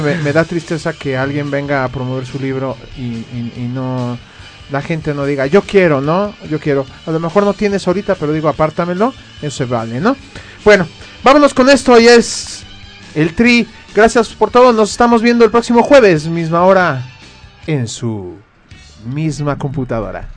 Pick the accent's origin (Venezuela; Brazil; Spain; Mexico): Mexico; nosotros como mexicanos